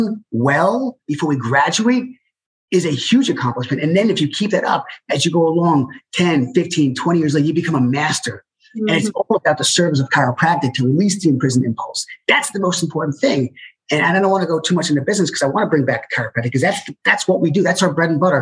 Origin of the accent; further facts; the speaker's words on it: New York, United States; moved away; I'm from New York